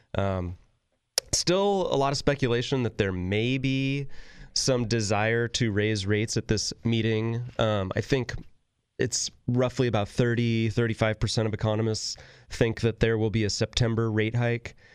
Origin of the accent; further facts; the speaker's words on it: Northern California, United States; growing up in Northern California